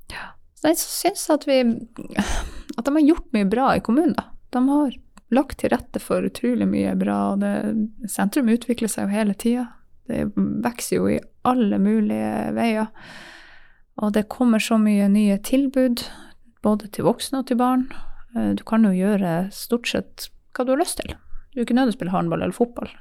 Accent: Tangen, Norway; Jeg vokste opp på Tangen

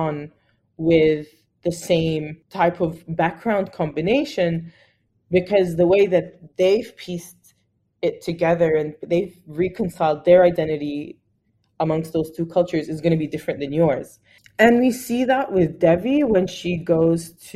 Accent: Australia; I'm Arab Australian and I have a lot of other Arab Australian friends

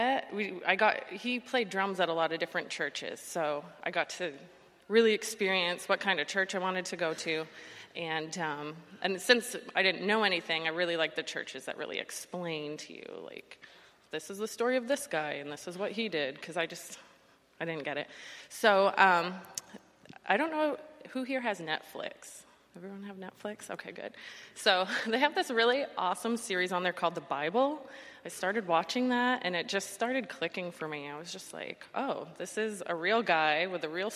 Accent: the North, United States; moved away as an adult; now in Florida, United States; I grew up in the North, and having like a faith background isn't that prevalent up there

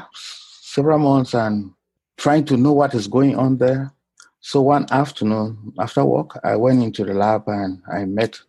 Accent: Bamenda, Northwest Region, Cameroon; moved away as an adult; also born or lived in Nigeria; now in United States; I grew up in Bamenda in the northwest region of Cameroon

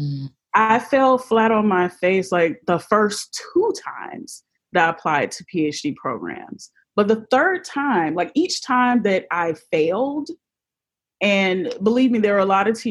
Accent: Jacksonville, Florida, United States; my hometown of Jacksonville, Florida.

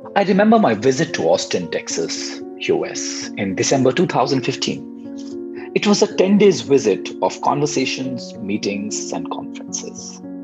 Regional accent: India; I'm from India.

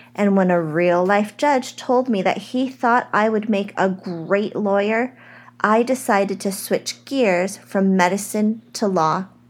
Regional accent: United States; I am an American-born Chinese

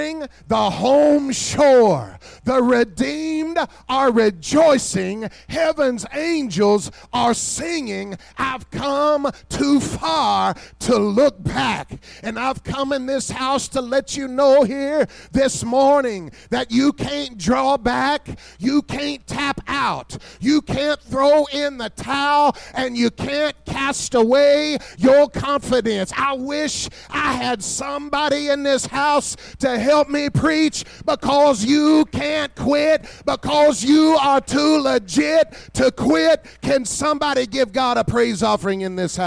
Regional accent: Kentucky, United States; I'm from Kentucky

